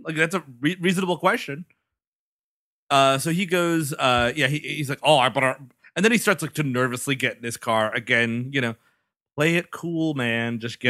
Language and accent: English; New York City, New York, United States; I'm from the Bronx. I've spent a lot of time in New York in bad neighborhoods.